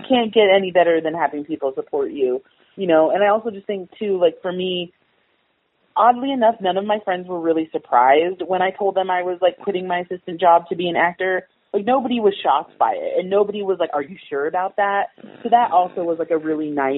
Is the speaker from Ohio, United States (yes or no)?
no; Alaska, United States; moved away; it's like my hometown